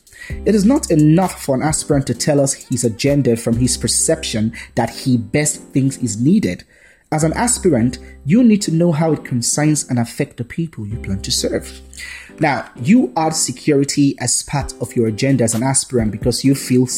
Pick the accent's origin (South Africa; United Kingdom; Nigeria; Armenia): Nigeria; Edo; I am from Edo State, well, Ishan by tribe precisely. I was born here